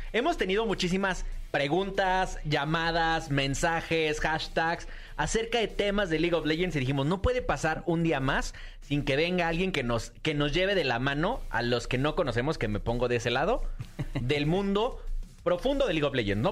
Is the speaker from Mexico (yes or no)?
yes; Mexico; Hoy somos los mexicanos los que estamos viendo y somos esta primera generación de creadores de contenido